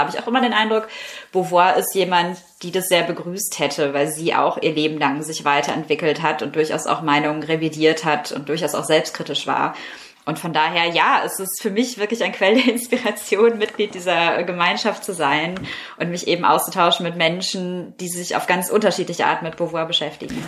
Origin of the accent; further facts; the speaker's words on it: Herne, North Rhine-Westphalia, Germany; moved away as an adult; in meiner Heimatstadt Herne